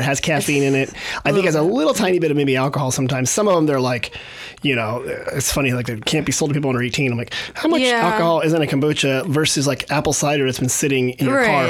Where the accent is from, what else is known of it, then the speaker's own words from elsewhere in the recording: South Bay, Santa Cruz Mountains, California, United States; cause I grew up in the South Bay. The Santa Cruz Mountains area.